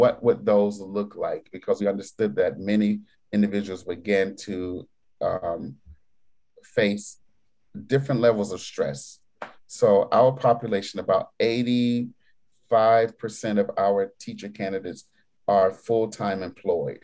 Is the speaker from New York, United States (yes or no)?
yes; New York, United States; being a New Yorker